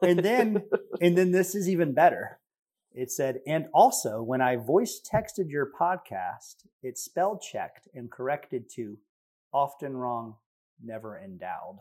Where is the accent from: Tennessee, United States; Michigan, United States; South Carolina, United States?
Tennessee, United States; we're from Tennessee.